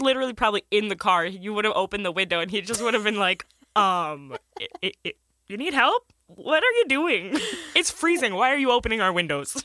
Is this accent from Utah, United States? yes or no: no; Michigan, United States; we're from Michigan, snow is a pretty normal thing.